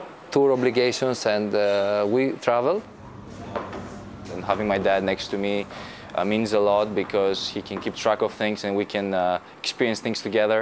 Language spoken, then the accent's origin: English; Athens, Attica, Greece; I felt like playing in Athens. I felt like I was playing in my hometown